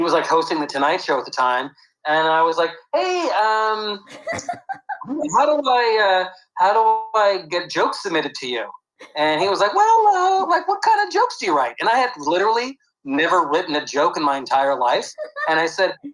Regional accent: Santa Rosa, California, United States; now in Los Angeles, United States; I grew up in a place called Santa Rosa, which is in the wine country, about an hour north of San Francisco

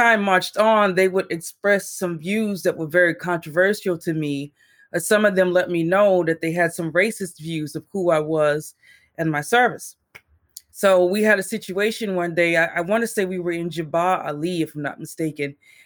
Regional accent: Texas, United States; I grew up in Texas. I'm from Texas

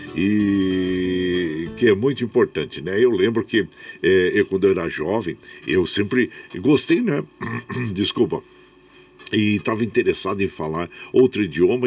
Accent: Minas Gerais, Brazil; now in São Paulo, Brazil; Sou de Minas

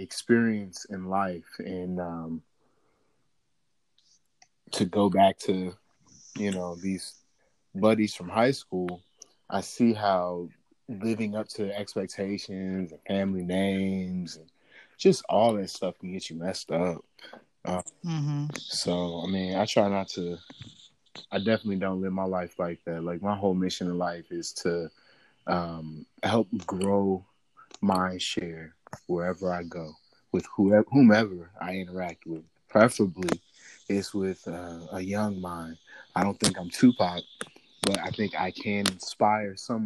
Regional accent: St. Louis, Missouri, United States; now in Washington, D.C., United States; I'm originally from St. Louis, Missouri

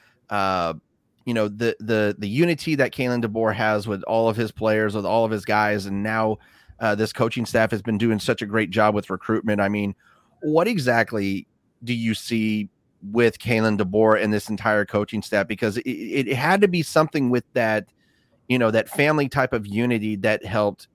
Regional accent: Washington, United States; born and raised here

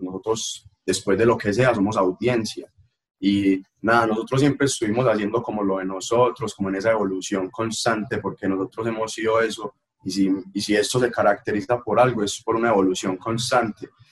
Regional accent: Caldas, Antioquia, Colombia; yo soy de Caldas

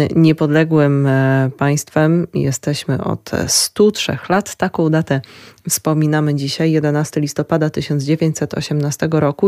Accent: Lublin Voivodeship, Poland; u nas na Lubelszczyźnie

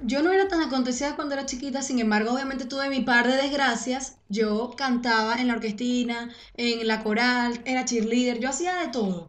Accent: Venezuela; moved away as an adult; yo me fui de Venezuela cuando yo tenía como 23

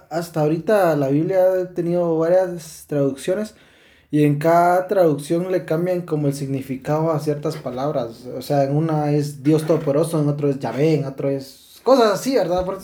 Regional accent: Guatemala; yo soy guatemalteco

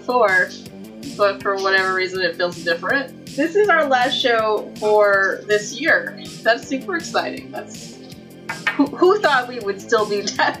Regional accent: United States; I mean, granted, I'm American.

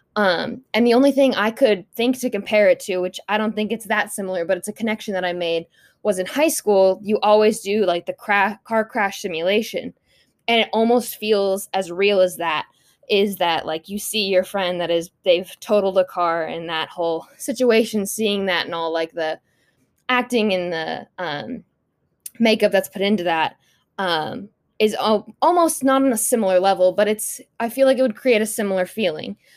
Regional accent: United States; as a white woman growing up in the United States

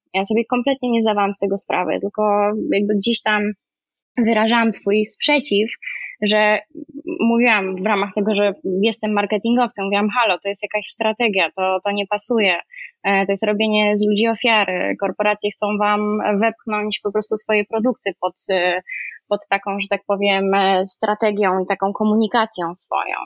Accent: Kraków, Lesser Poland, Poland; moved away as an adult; also born or lived in Warsaw, Poland; now in Paris, France; Wychowałam się w Krakowie, e, na studia się przeniosłam do Warszawy

